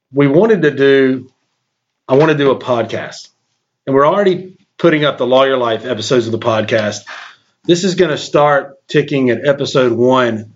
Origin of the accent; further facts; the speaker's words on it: Shelby, North Carolina, United States; born January 26, 1975 in Shelby, North Carolina, which is a small town, a medium-sized town, about 45 minutes away from Charlotte, which is a big town and the largest city in North Carolina and kind of a banking center of the South. So, I enjoyed growing up in Shelby